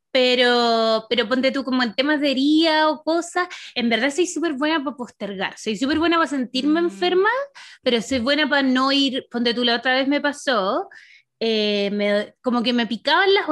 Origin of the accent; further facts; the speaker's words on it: Chile; Yo así como, cuático, que en Chile uno nunca pensaría que alguien va a llegar hablando